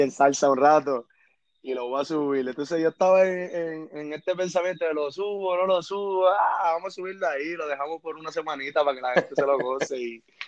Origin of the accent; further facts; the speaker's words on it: Carolina, Puerto Rico; also born or lived in San Juan, Puerto Rico; yo soy oriundo de Carolina, Puerto Rico